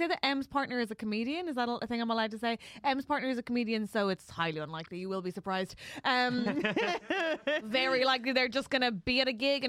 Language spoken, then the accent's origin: English; Ireland; I'm very Irish.